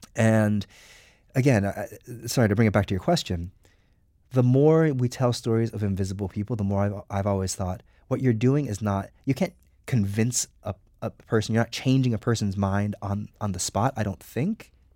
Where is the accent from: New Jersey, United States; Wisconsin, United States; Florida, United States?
New Jersey, United States; now in New York, United States; I grew up in New Jersey